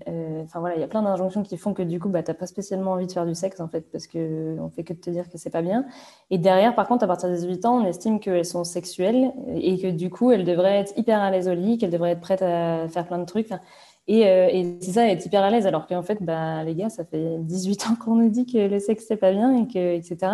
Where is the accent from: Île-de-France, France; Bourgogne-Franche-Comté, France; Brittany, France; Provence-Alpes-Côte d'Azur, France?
Brittany, France; Vannes; je viens de Vannes, en Bretagne